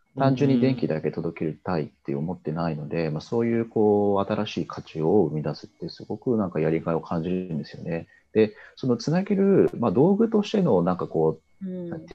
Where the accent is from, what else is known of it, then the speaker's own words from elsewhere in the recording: Kitakyushu, Fukuoka, Japan; 僕、あの、出身が北九州なんですけど